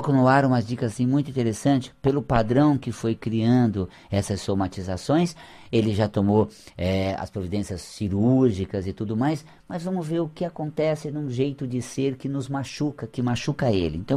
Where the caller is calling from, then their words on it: São Paulo, Brazil; aqui de São Paulo. Aqui da nossa é capital mesmo.